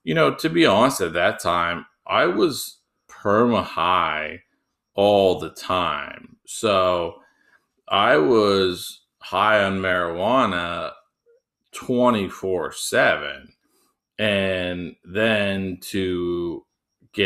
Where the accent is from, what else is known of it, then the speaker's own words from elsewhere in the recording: United States; They know I'm American.